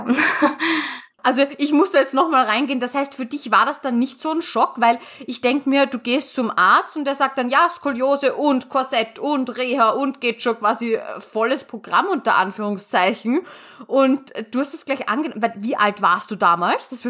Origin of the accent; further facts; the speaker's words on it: Hamburg, Germany; ich bin 23 Jahre alt, komme aus Hamburg.